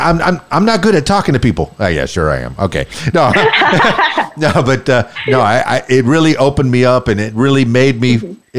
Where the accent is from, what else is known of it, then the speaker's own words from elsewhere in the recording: Miami, Florida, United States; now in Central Arkansas, United States; I was born and raised in Miami, South Florida, the Florida Keys.